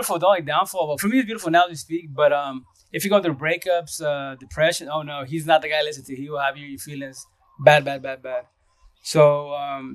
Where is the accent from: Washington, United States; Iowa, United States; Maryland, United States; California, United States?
Washington, United States; Yakima Valley, eastern; also born or lived in Seattle, Washington; I'm from East of Washington, Yakima Valley, which is 3 hours east from Seattle itself. But I was born and raised here